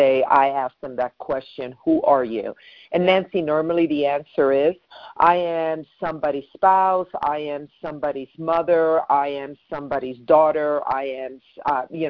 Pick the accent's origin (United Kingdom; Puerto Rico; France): Puerto Rico; I was raised in Puerto Rico.